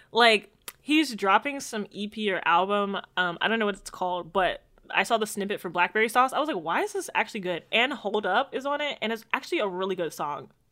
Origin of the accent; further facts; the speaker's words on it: Jamaica; I'm just a Jamaican